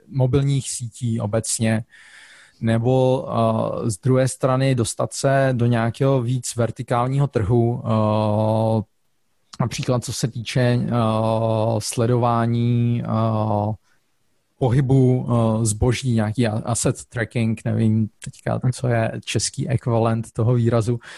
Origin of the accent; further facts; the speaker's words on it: Czechia; now in Zurich, Switzerland; jako Čech